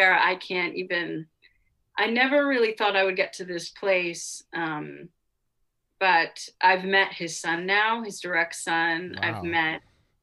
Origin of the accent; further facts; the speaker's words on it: Cape Cod, Massachusetts, United States; I grew up on Cape Cod